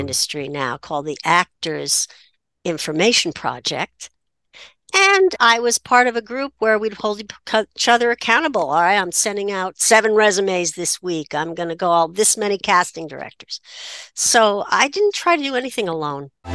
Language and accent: English; New Haven, Connecticut, United States; I grew up in New Haven, which made me a townie